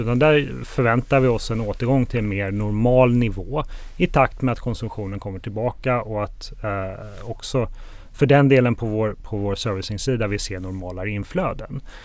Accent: Sweden; moved away as an adult; now in Spain; Jag är uppvuxen i Sverige men bor sedan eh, ett antal år utomlands och eh, jag bor i Spanien med min familj

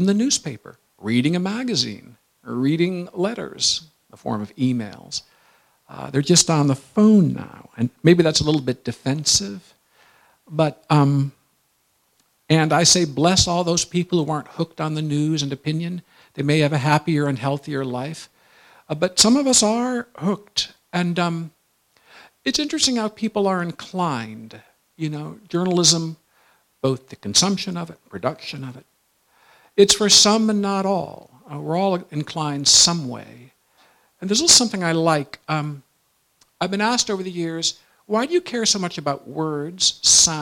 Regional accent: Michigan, United States; I was from Michigan

